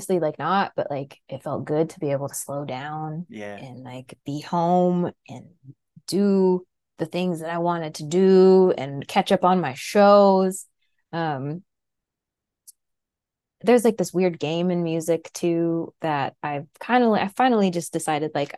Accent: Wasilla, Alaska, United States; moved away; also born or lived in Anchorage, Alaska / Boston / southeastern US; from South Central Alaska in Wasilla. I was born in Anchorage

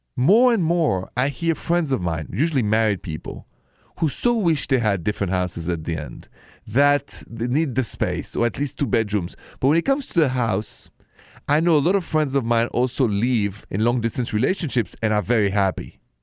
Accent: Paris, Île-de-France, France; accent: thick French; English is a second language; moved away; you're listening to my thick French accent, and, uh, and you know I'm coming from Paris, and it's true where I'm from.

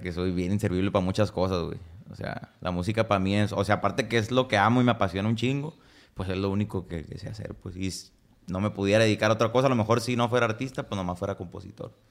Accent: Tijuana, Baja California, Mexico; also born or lived in Guasave, Sinaloa / San Luis Río Colorado, Sonora; toda mi infancia y mi parte de mi adolescencia yo viví aquí en Tijuana

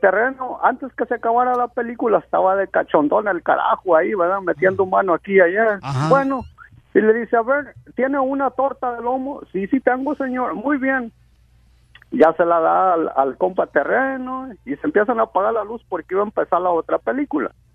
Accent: Las Varas, Nayarit, Mexico; moved away; Yo soy de Las Varas, Nayarit

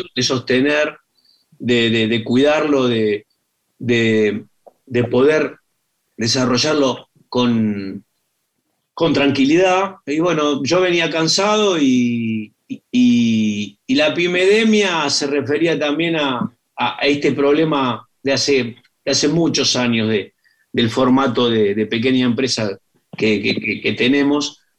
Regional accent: Argentina; argentinos que somos

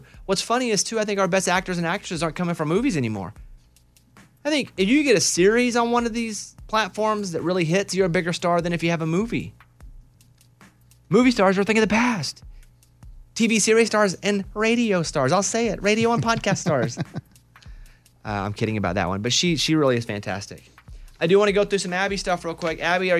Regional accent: Arkansas, United States; growing up in Arkansas when Bill Clinton was the governor.

